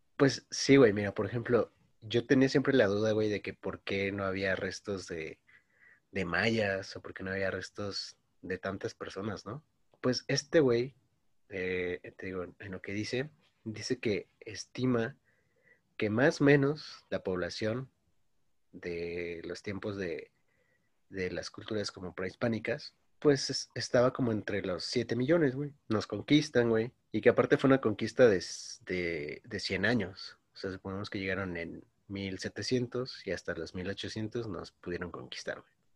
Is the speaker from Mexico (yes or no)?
yes; Mexico; soy mexicano